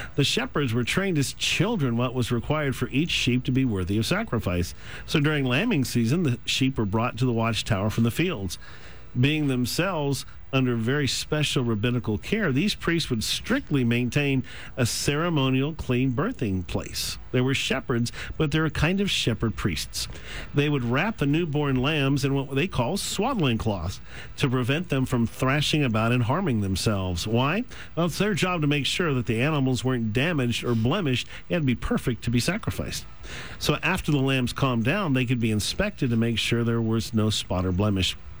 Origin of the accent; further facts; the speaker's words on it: the South, United States; as a Southerner